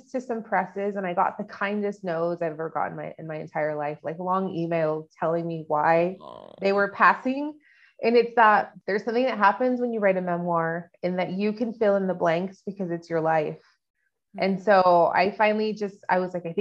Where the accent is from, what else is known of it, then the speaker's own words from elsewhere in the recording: El Paso, Texas, United States; moved away as an adult; Growing up in El Paso, I found when I moved away was very unique because of the duality of growing up here